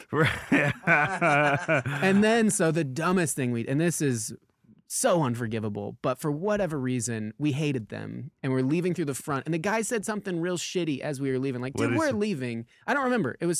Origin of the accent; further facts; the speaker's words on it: Lemmon Valley, Nevada, United States; now in Los Angeles, United States; we're from Lemon Valley, Nevada, and this is how we were raised.